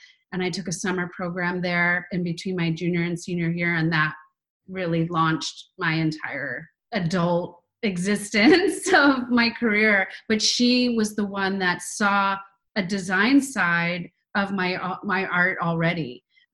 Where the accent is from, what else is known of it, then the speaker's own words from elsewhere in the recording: Fairfax, Virginia, United States; Northern Virginia, right outside of D.C. in Fairfax